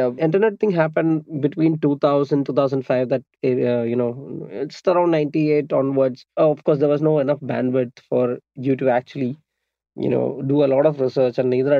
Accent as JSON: {"language": "English", "town": "Kochi", "region": "Kerala", "country": "India", "tie": "born or raised there", "said": "I'm an audio engineer and a sound designer. So I was born in Cochin, Kerala."}